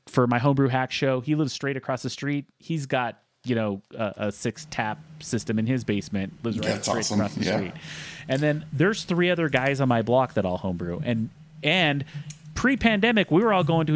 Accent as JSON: {"language": "English", "region": "southeastern Utah", "country": "United States", "tie": "born or raised there", "moved": "yes", "said": "my hometown, which is a small town in southeastern Utah"}